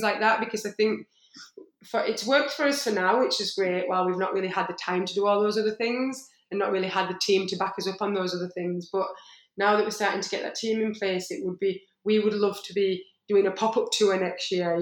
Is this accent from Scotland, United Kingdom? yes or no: no; Yorkshire and the Humber, United Kingdom; I'm from Yorkshire